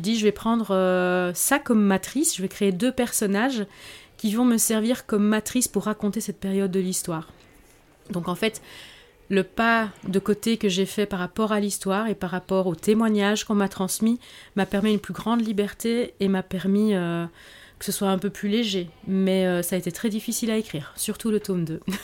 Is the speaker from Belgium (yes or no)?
yes; Belgium; je suis d'origine espagnole euh, et j'ai grandi, euh, je suis née j'ai grandi en Belgique